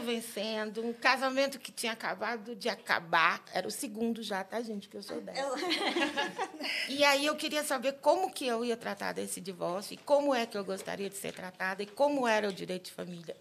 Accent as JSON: {"language": "Portuguese", "town": "Uberaba", "region": "Minas Gerais", "country": "Brazil", "moved": "as an adult", "lives_now": "Brasília, Brazil", "said": "sou uberabense, mineira, querida, adoro minha, minha, minha terra. Mas Brasília me abraça em 96"}